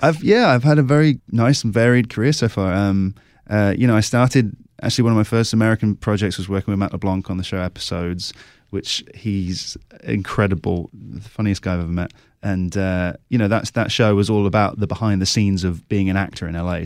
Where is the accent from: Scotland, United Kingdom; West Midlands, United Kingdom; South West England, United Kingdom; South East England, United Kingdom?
South West England, United Kingdom; Cornwall; moved away as an adult; also born or lived in London; I grew up in Southwest England in Cornwall, Uh, moved to London, did my acting degree there, and I've been living in London for a while.